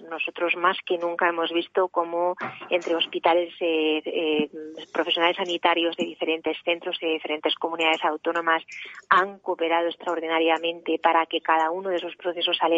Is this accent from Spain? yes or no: yes; Spain; ha puesto de manifiesto cómo somos, cómo somos la sociedad española.